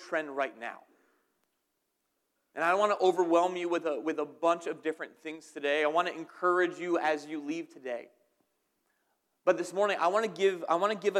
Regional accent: New Jersey, United States; moved away; I am from New Jersey

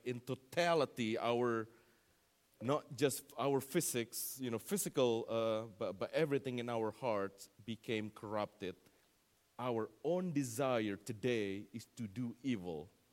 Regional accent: Indonesia; moved away; that's my home, uh, country there, Indonesia

